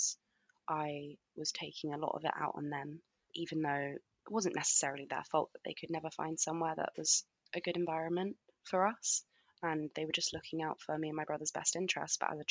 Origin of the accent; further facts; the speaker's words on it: London, United Kingdom; I grew up in London with my mum and dad